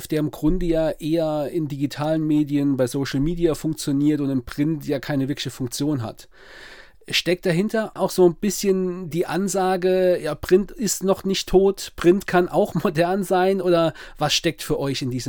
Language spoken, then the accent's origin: German; Saarland, Germany; ist mir als Saarländer außer ja, vielleicht der Schwarzwälder Kirschtorte gar kein Gericht aus deiner Region eingefallen.